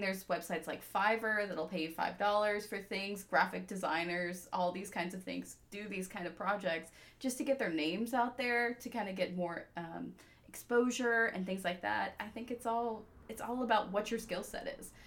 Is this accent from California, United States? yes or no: no; Peachtree City, Georgia, United States; also born or lived in South Africa / Jacksonville, Florida; I was born in South Africa, moved to the US when I was six years old. So, I am the daughter of immigrants. Um, I grew up in Peachtree City, Georgia